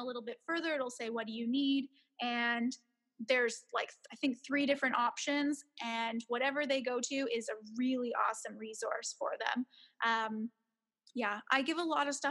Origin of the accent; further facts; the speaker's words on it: Canada; moved away as an adult; now in Beijing, China; I am a Canadian, even though I'm here in Beijing